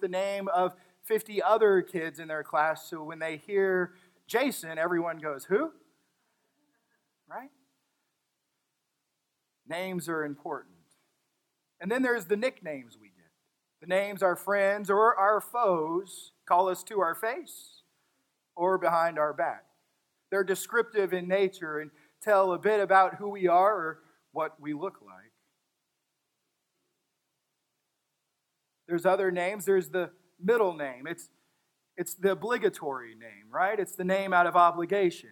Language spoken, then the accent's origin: English; Texas, United States; I'm from Texas